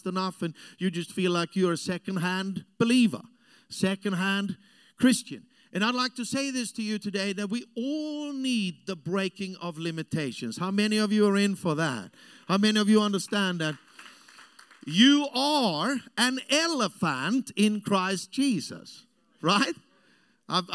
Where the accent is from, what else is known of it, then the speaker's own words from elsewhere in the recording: Austria; English is a second language; moved away as an adult; also born or lived in Africa; I grew up in South Europe. I'm an Austrian